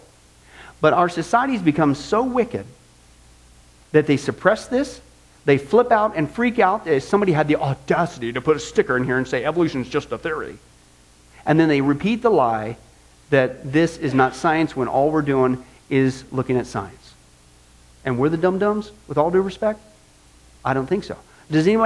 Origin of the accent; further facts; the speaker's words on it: Midwest, United States; I grew up in the Midwest